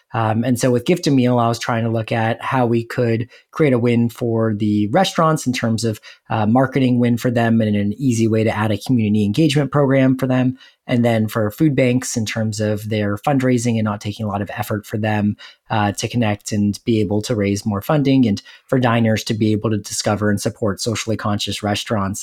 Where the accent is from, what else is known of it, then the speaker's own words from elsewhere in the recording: Los Angeles, California, United States; moved away as an adult; now in Saint Louis, United States; I'm originally from Los Angeles, and I came out to Saint Louis